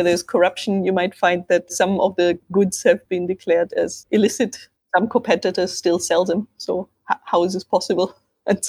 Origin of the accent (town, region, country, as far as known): Germany